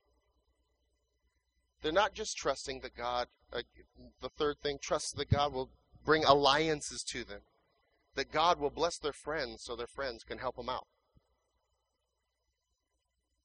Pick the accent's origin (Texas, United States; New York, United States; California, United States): California, United States; moved away as an adult; also born or lived in Riverside, California; now in Phoenix, United States; we're from California